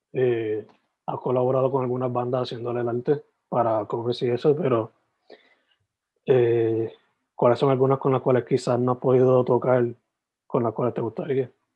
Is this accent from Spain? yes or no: no; Sabana Grande, Puerto Rico; Yo soy original de Sabana Grande, San Germán.